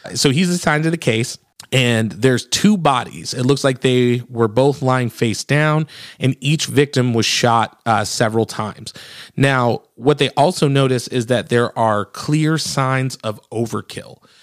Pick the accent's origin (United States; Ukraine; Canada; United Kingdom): United States; Michigan; now in Nashville, United States; I'm from Michigan originally